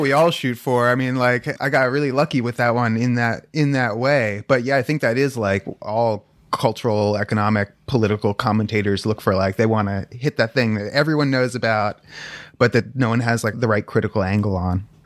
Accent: Palo Alto, California, United States; growing up in Palo Alto

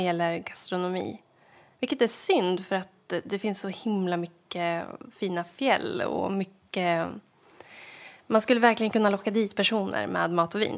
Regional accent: Sveg, Jämtland, Sweden; moved away; Sveg som är centralorten där jag kommer ifrån

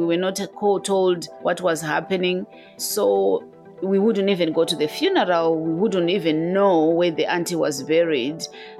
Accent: Zimbabwe; moved away as an adult; now in United Kingdom; I was born and bred in Zimbabwe. I came to Europe to do my master's.

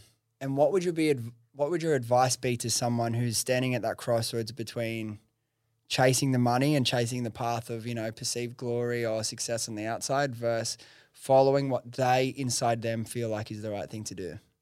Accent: Liverpool, New South Wales, Australia; accent: Western Sydney; I grew up in Preston's. I'm from, like, pretty much, grew up in Liver, Liverpool area

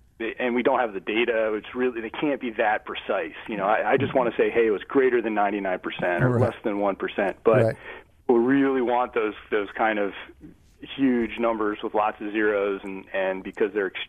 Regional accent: Baltimore, Maryland, United States; accent: Baltimore; my Baltimore accent

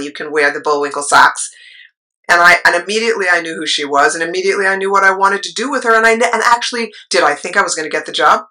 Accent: New York City, New York, United States; that little eight year old growing up in New York City

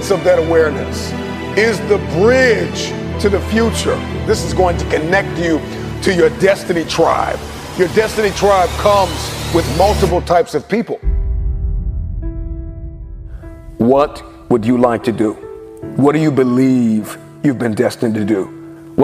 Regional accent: Detroit, Michigan, United States; I'm from Detroit

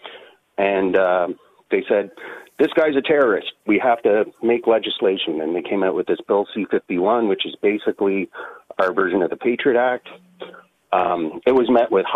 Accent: Canada; also born or lived in Ottawa; being a Canadian

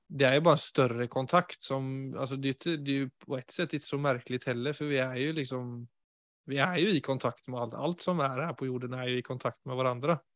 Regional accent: Sweden; Norwegian is a second language; now in Oslo, Norway; jeg er jo svensk, ikke sant? så jeg jo, kommer jo fra et enormt sosialt nettverk i Sverige.

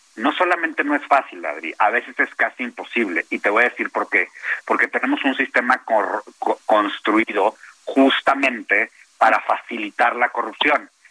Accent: Mexico; no soy un mal mexicano

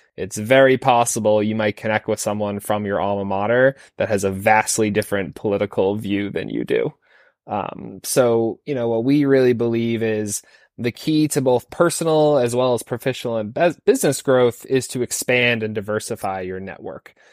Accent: Falmouth, Maine, United States; moved away; I grew up in Falmouth, Maine

